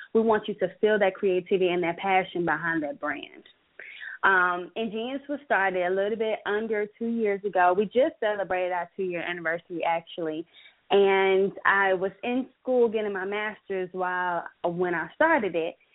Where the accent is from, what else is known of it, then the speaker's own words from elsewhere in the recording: Biloxi, Mississippi, United States; now in Atlanta, United States; I'm from Biloxi, Mississippi, and I went to Jackson State. So I wanted to have something at my home base